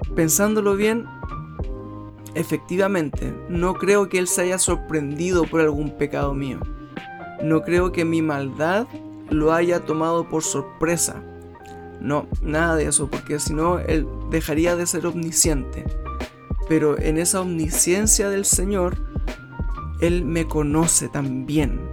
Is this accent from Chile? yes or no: yes; Chile; en mi país